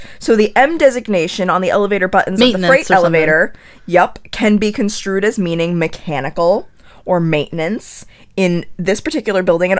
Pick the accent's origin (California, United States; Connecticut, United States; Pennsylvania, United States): Connecticut, United States; right outside of Newtown; I grew up right outside of Newtown